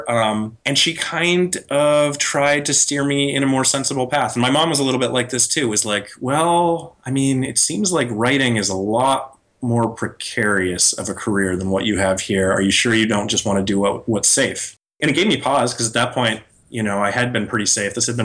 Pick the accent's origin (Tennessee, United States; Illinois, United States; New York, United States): New York, United States; now in San Francisco, United States; Whereas I came from New York, where that's the only way you could make it.